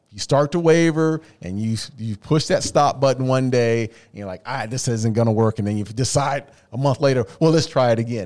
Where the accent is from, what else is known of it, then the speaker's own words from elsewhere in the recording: Phoenix, Arizona, United States; I'm from the Valley